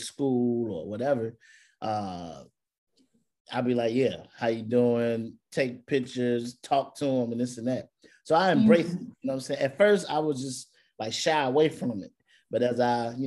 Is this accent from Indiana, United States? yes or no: yes; Gary, Indiana, United States; moved away; I'm from Gary, Indiana